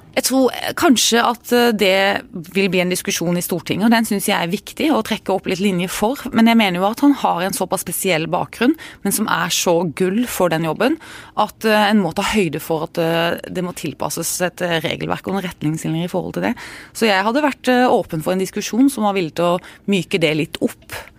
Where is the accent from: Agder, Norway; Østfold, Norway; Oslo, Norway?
Agder, Norway; Arendal; Jeg er jo fra Arendal